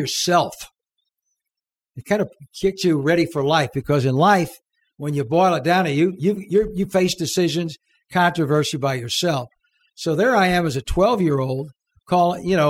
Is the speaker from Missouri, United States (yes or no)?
yes; St. Louis, Missouri, United States; moved away as an adult; also born or lived in Southern California; now in Little Rock, United States; No, I'm from St. Louis